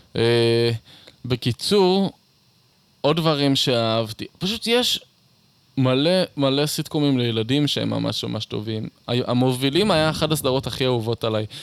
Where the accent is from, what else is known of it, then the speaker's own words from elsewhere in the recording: Beersheba, Southern District, Israel; also born or lived in Eilat; גדלתי בבאר שבע ואז באילת